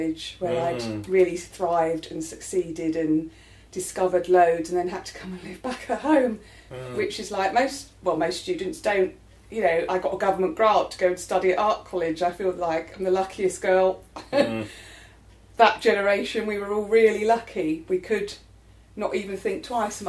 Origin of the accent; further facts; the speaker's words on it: London, United Kingdom; I grew up in Penge, not far from where I live now